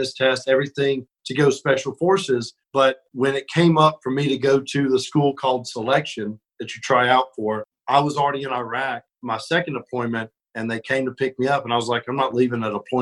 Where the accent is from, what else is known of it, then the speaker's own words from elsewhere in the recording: Birmingham, Alabama, United States; I'm from Alabama and, you know, grew up when I was real little, we were far out in the country. And then as I got older, we lived more in Birmingham. So I kind of grew up in the city